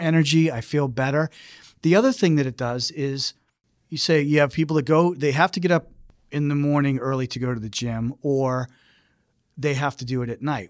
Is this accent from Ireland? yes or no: yes; Ireland; being Irish